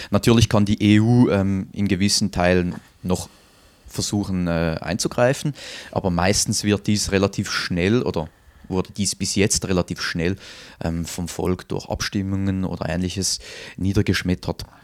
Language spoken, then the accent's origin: German; Winterthur, Zurich, Switzerland; Also beispielsweise in meiner Heimatstadt Winterthur, da gibt es Viertel, ähm, da ist der Ausländeranteil, also wirklich der Anteil, ähm, der keinen Schweizer Pass besitzt, bereits über 40 Prozent